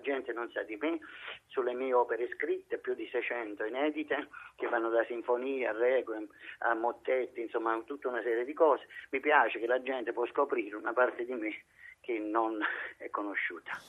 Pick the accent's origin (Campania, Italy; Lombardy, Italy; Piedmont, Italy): Campania, Italy; Naples; la mia origina, la mia terra, la Napoli Nord, Marianella